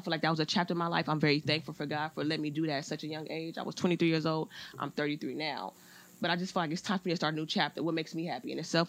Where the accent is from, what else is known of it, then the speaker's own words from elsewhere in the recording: Compton, California, United States; I was born and raised in Compton.